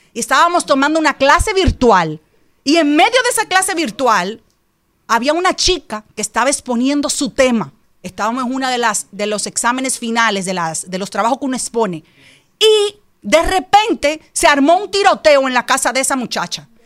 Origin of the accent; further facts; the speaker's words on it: Dominican Republic; Yo amo a la República Dominicana, yo soy dominicana